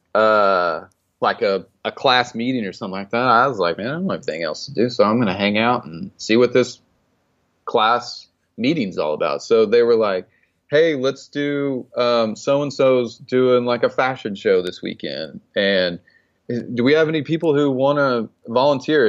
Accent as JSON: {"language": "English", "town": "Stillwater", "region": "Oklahoma", "country": "United States", "tie": "born or raised there", "moved": "yes", "lives_now": "Texas, United States", "said": "I grew up in Stillwater, Oklahoma"}